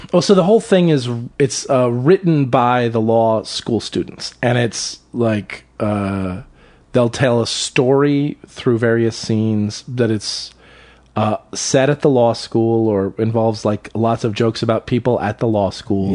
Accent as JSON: {"language": "English", "town": "Salisbury", "region": "Maryland", "country": "United States", "tie": "born or raised there", "moved": "yes", "said": "Where I grew up in Maryland was a small town on the eastern shore of Maryland"}